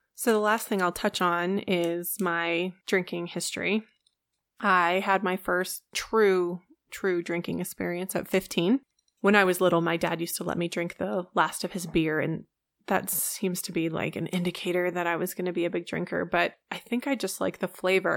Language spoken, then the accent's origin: English; Colorado, United States; also born or lived in Orlando, Florida; I live in Colorado. I have lived here the majority of my life.